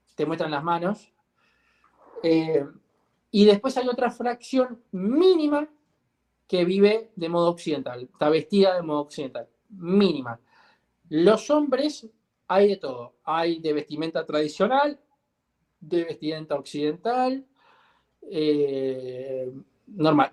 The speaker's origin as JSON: {"language": "Spanish", "country": "Uruguay"}